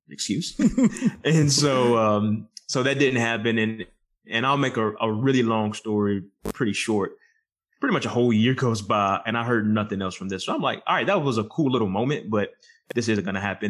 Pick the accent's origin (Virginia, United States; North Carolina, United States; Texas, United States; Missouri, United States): North Carolina, United States; right outside of Charlotte and Lexington; I grew up here right outside of Charlotte and Lexington